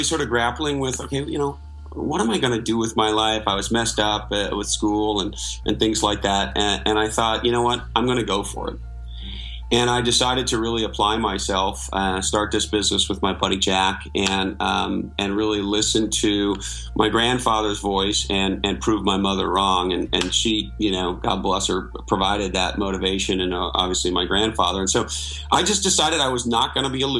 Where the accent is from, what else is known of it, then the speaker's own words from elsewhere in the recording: Montreal, Quebec, Canada; moved away as an adult; also born or lived in Toronto / Silicon Valley; I grew up in Montreal, Canada